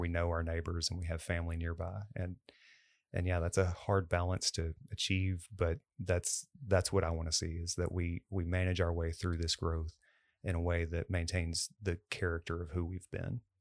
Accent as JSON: {"language": "English", "town": "Cleburne", "region": "Texas", "country": "United States", "tie": "born or raised there", "said": "I grew up in Cleburne"}